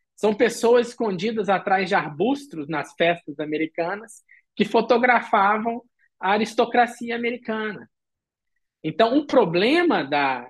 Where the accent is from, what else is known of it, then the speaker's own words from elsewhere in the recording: Brazil; now in Frankfurt, Germany; eu sou brasileiro